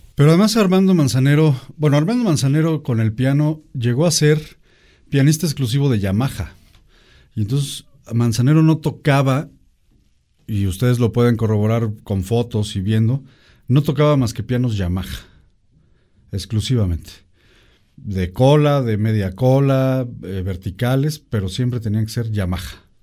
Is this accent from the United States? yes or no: no; Mexico; queremos los mexicanos